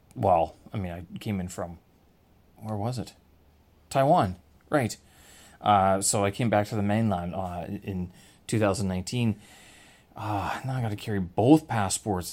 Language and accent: English; Canada; I'm Canadian, and my intro is all about the Prime Minister of the country where I hail from